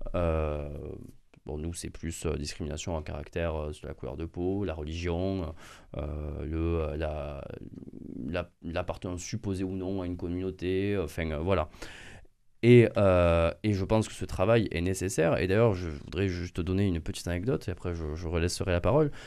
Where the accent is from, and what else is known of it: France; born or raised there